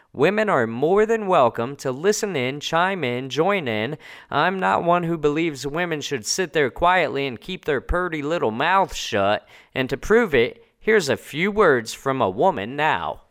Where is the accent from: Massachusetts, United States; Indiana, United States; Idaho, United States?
Indiana, United States; Indianapolis; moved away as an adult; also born or lived in New Jersey; now in Italy; I hail from Indianapolis, Indiana, by way of New Jersey, though. That's where I was born